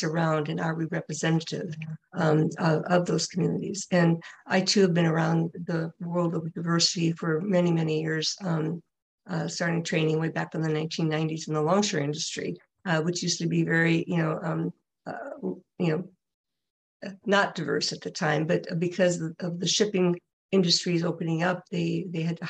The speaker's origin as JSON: {"language": "English", "region": "Minnesota", "country": "United States", "tie": "born or raised there", "moved": "yes", "said": "my home state of Minnesota"}